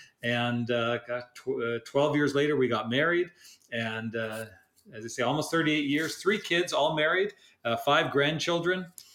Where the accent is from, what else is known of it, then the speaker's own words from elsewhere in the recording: Vancouver, British Columbia, Canada; moved away as an adult; also born or lived in Kelowna, Canada; now in Chicago, United States; I'm a recovering Canadian, strong roots in Canada from British Columbia. I grew up in Vancouver and then spent 25 glorious years in the Okanagan Valley in Kelowna.